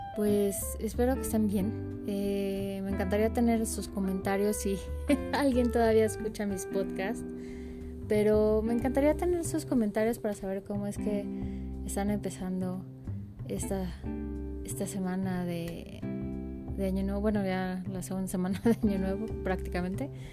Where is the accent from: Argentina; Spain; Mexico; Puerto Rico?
Mexico; soy mexicana